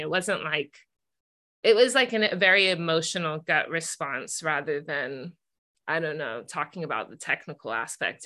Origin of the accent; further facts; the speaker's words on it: Bay Area, California, United States; growing up in the Bay Area